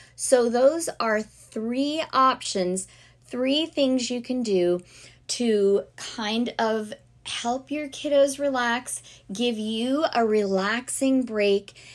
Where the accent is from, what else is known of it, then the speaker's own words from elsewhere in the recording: South Florida, United States; growing up in South Florida